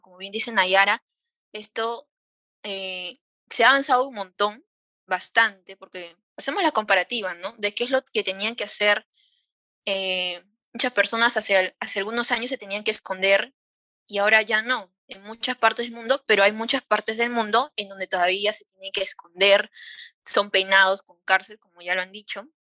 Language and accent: Spanish; Peru; nosotras las tres somos peruanas